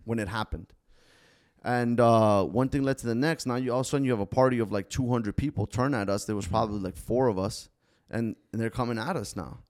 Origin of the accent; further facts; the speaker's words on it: Davie, Florida, United States; first language Spanish; English is a second language; growing up in Davie